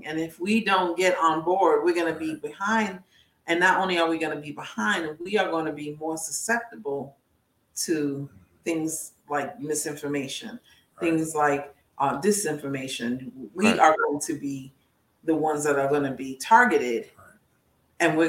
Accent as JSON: {"language": "English", "region": "New York", "country": "United States", "said": "I'm from New York."}